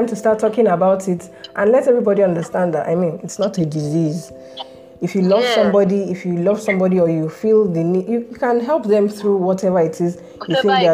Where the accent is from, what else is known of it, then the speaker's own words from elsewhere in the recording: Nigeria; Growing up in Nigeria is tough